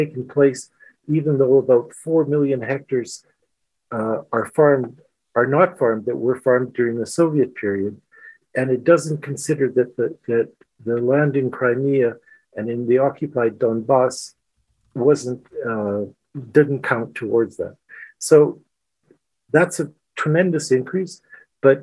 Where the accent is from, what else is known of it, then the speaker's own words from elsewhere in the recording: Canada; moved away as an adult; now in Ukraine; As being a Canadian, you know, so some of the people that I work with are Americans